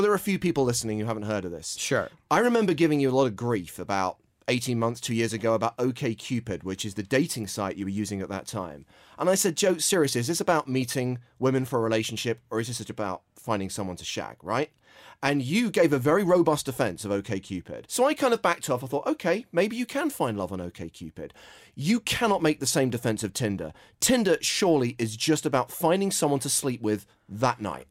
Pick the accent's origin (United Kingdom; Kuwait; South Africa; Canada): United Kingdom; England; as an Englishman